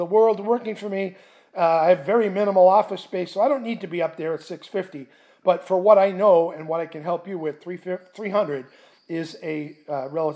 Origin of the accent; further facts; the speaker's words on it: Boston, Massachusetts, United States; moved away; I'm originally from Boston